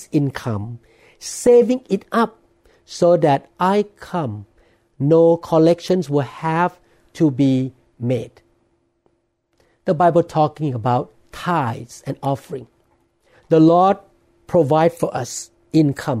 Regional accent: Thailand; now in United States; I'm a man born and I grew up in Thailand.

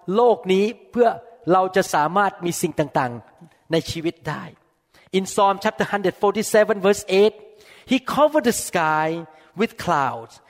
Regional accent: Thailand; English is a second language; moved away as an adult; now in United States; I come from Thailand I never graduate from here

